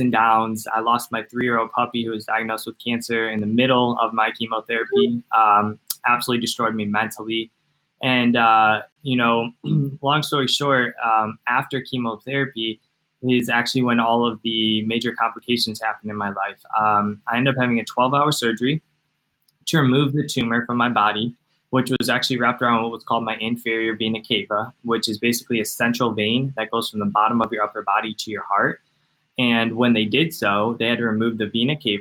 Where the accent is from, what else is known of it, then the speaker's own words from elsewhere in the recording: Cleveland, Ohio, United States; I'm from Cleveland, Ohio.